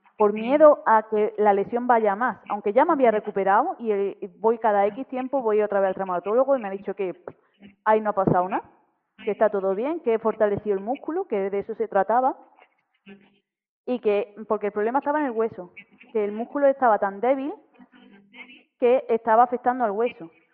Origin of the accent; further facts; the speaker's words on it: Granada, Andalusia, Spain; moved away as an adult; now in Germany; actualmente vivo en, en Alemania, pero toda mi, o sea, yo vengo de Granada, de Andalucía y yo he estado pues toda mi vida en Granada